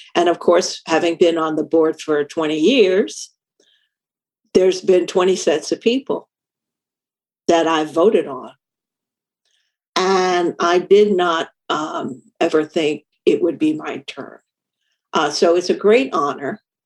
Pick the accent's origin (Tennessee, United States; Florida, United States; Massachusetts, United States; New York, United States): New York, United States; New York City; I grew up in New York City